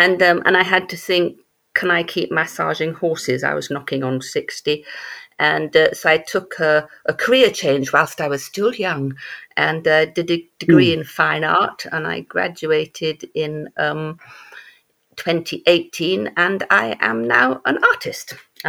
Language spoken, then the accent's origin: English; England, United Kingdom; also born or lived in Germany / Malaysia / Belgium; My father is military, so I was born in Germany, moved to Malaysia, got to England about the age of four, moved from Yorkshire to Wiltshire to Surrey to Belgium to Germany.